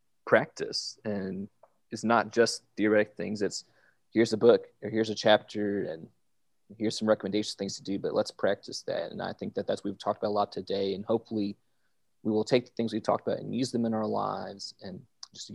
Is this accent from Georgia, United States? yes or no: yes; Georgia, United States; I grew up in Georgia, and I'm a Georgia Bulldog